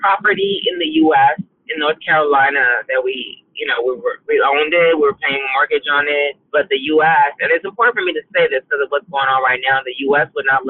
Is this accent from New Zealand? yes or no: no; Liberia; now in Canada; You know, I grew up with that village. You know, I watched my parents come from nothing, and education was always key